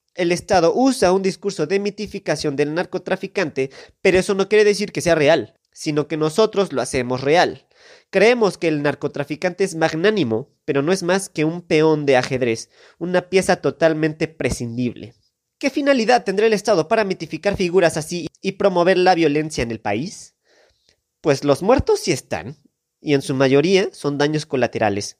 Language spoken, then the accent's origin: Spanish; Mexico; como mexicanos